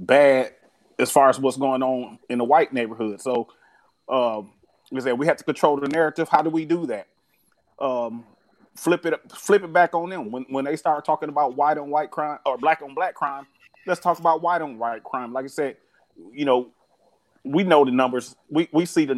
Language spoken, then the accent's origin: English; Flint, Michigan, United States; now in Clarksville, United States; I grew up in Flint, Michigan, you know, born and raised